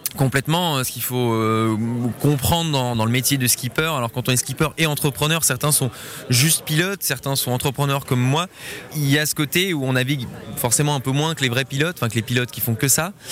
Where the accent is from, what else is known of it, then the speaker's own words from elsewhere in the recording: Geneva, Switzerland; moi je suis genevois